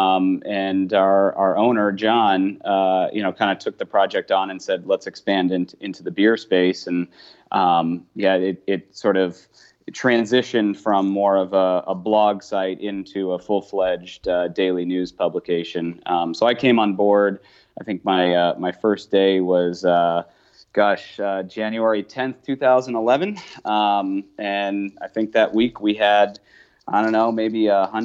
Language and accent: English; California, United States; moved away as an adult; now in Boston, United States; I'm originally from California and was living out there or had lived out there pretty much my entire life until I moved to Boston at the end of 2011